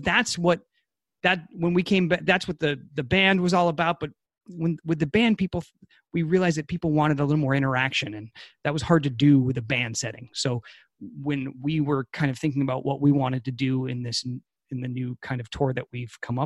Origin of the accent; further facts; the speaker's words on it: New Hampshire, United States; now in California, United States; I'm from New Hampshire.